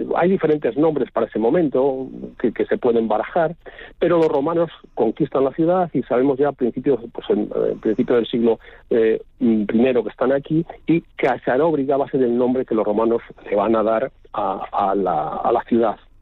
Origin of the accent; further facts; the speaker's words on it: Talavera de la Reina, Castilla-La Mancha, Spain; also born or lived in Zamora; soy zamorano. Me nacieron en Zamora, como Clarín, pero vine muy jovencito a Talavera